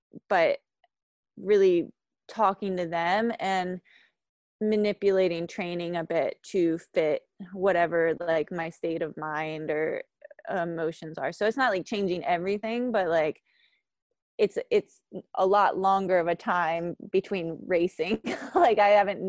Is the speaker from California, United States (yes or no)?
no; Hampstead, Maryland, United States; I grew up in Hampstead, Maryland